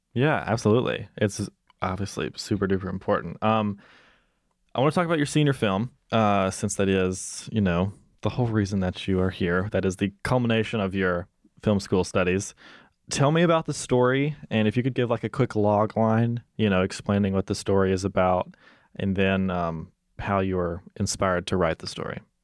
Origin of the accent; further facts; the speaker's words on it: Mississippi, United States; moved away; I'm hoping to shoot in my hometown uh, for my thesis film